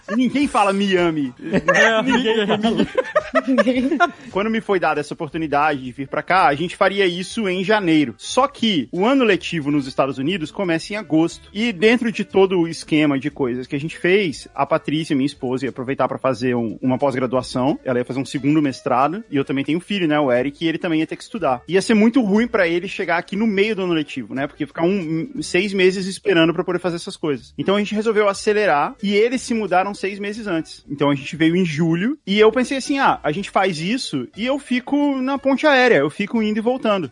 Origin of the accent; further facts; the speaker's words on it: Brasília, Federal District, Brazil; also born or lived in São Paulo; now in United States; Nasci em Brasília. Então, por mais que eu me sentisse em casa em São Paulo